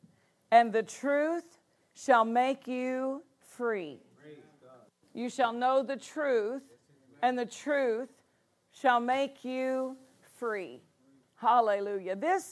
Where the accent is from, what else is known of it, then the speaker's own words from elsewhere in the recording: Nashville, Tennessee, United States; I was raised in the Bible Belt of Tennessee, right there in Nashville, Tennessee, East Tennessee for a number of years, Nashville for most of my elementary, junior high, high school